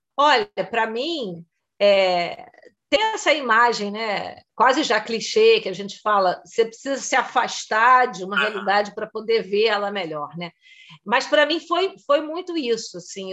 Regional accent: Rio de Janeiro, Brazil; moved away as an adult; now in Germany; eu sou carioca

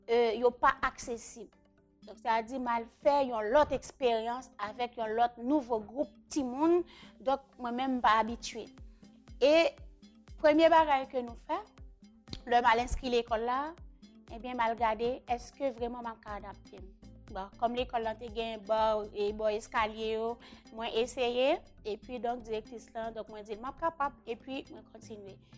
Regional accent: Carrefour, Ouest, Haiti; men soti kafou kounyan pou mwen vin l'ekol chakjou

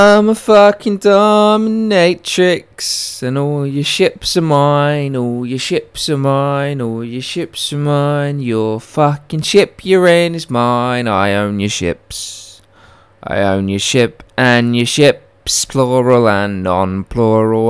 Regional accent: United Kingdom; I was born in Britain

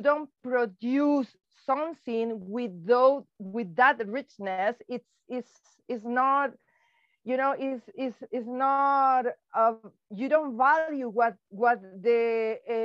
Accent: Caracas, Capital District, Venezuela; English is a second language; moved away as an adult; also born or lived in Quebec, Canada; now in Ontario, Canada; I'm from Caracas, Venezuela

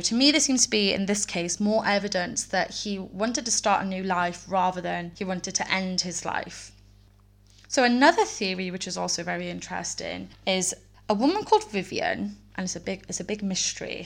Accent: Wales, United Kingdom; I am from Wales

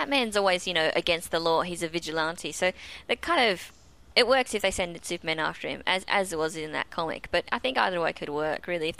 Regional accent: Australia; as an Australian

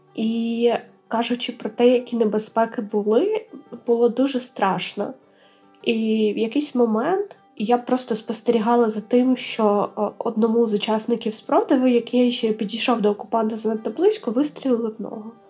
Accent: Melitopol, Zaporizhzhia Oblast, Ukraine; moved away as an adult; площу нашого рідного міста

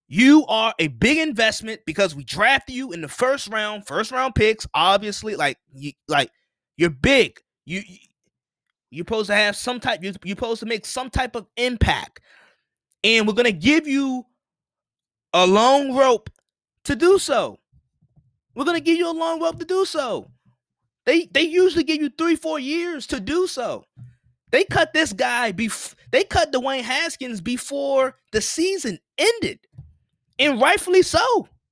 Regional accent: Washington, District of Columbia, United States; I'm from Washington D, I'm from D C, I'm from Washington D C

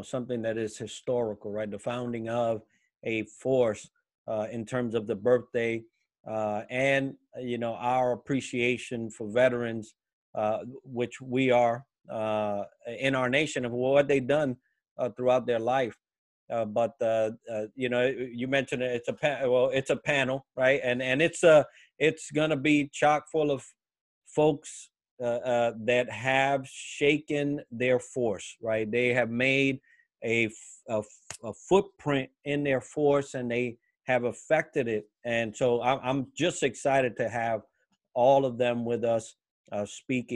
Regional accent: New York City, New York, United States; moved away; also born or lived in Puerto Rico; we were born in Puerto Rico, but we headed up Northeast when we was younger. We're actually both from New York City, and the Bronx

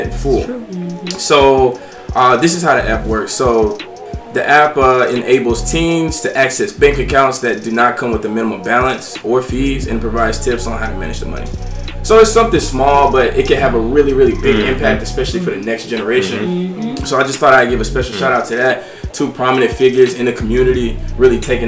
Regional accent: Alabama, United States; I'm from Alabama

